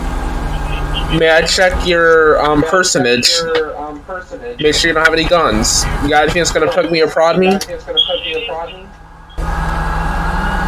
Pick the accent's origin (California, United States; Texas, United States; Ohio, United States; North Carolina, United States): North Carolina, United States; I'm from the Carolinas